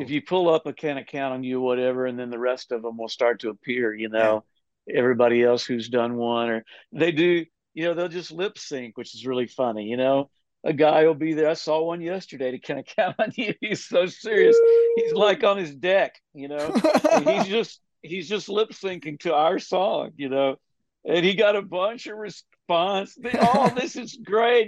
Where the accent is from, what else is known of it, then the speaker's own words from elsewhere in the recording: Texas, United States; now in Nashville, United States; I'm from Texas